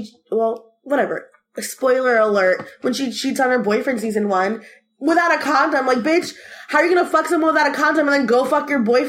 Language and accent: English; Florida, United States; I'm from Florida, everyone, if you didn't know.